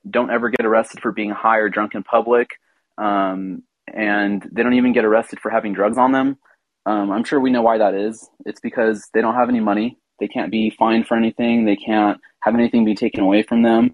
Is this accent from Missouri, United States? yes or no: no; California, United States; I'm from California.